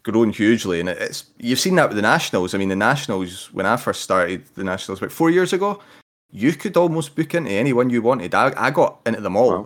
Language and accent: English; Scotland, United Kingdom; being Scottish